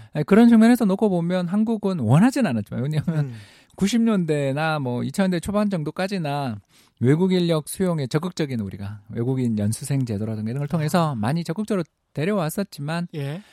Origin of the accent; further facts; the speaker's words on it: South Korea; 제 고향이기도 합니다.